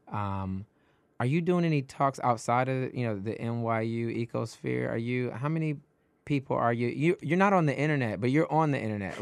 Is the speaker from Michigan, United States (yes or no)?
yes; Detroit, Michigan, United States; now in New York, United States; I'm originally from Detroit, and I felt like I had to flee Detroit